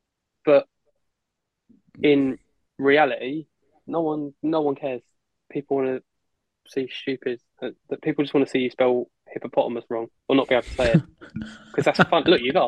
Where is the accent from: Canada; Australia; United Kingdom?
United Kingdom; London; stand there being like … I'm from London.